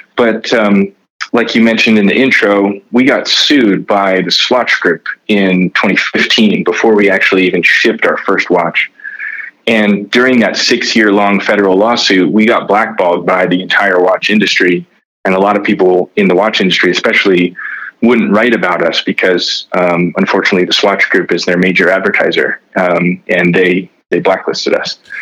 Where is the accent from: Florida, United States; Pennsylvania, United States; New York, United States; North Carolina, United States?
Pennsylvania, United States; Reading; I grew up in Reading, Pennsylvania